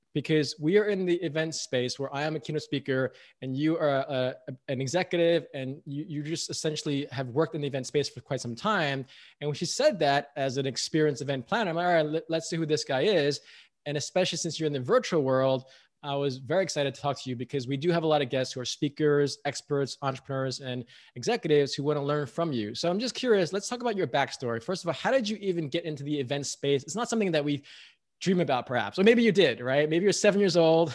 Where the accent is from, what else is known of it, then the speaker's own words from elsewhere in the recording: United States; I'm American